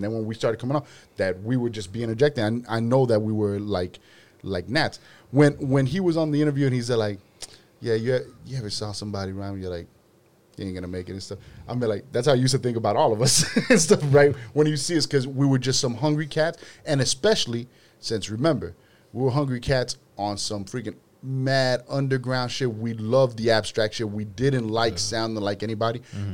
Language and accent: English; Miami, Florida, United States; also born or lived in Kendall, Florida; coming from Little Havana